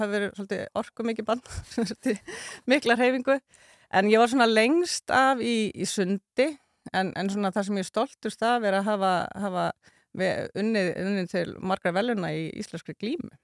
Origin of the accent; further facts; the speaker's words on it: Reykjavík, Capital Region, Iceland; moved away as an adult; also born or lived in Cambodia / Dublin, Ireland; ég sé alin upp í Vesturbænum.